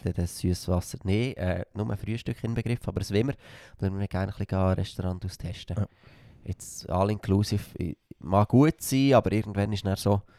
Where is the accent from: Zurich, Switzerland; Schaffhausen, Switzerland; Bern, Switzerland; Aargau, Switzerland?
Bern, Switzerland; Frutigen; accent: Frutiger Dialekt; ich bin stolz auf meinen Dialekt